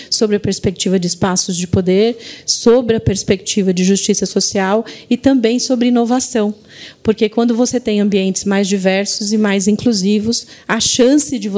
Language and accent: Portuguese; Diadema, São Paulo, Brazil; also born or lived in Recife; Eu fui criada em Diadema. Vim com 4 anos para São Paulo.